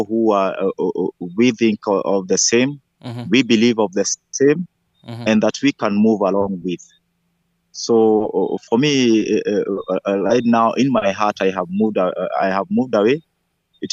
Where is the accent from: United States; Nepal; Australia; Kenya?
Kenya; I'm from Kenya, Ethiopia Annual Conference.